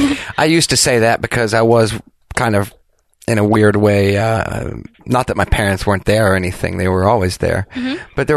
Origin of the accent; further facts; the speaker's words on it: Clarksville, Tennessee, United States; Raised by wolves in Clarksville, Tennessee.